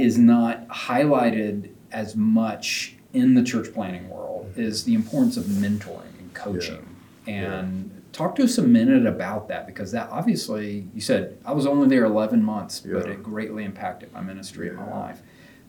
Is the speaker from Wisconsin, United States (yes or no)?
no; Knoxville, Tennessee, United States; I'm from Tennessee